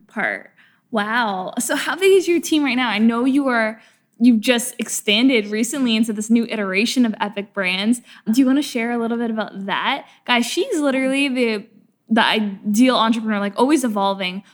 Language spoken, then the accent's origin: English; Canada; now in Los Angeles, United States; I'm from a small town in, in, Canada